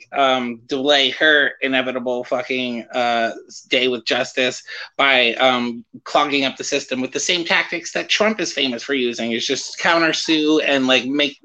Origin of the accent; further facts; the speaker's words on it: New Jersey, United States; now in St. Petersburg, United States; I'm from New Jersey